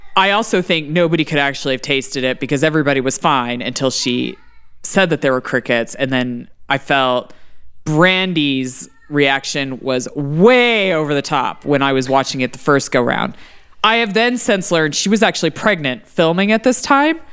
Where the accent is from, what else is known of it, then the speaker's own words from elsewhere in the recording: Texas, United States; As a Texan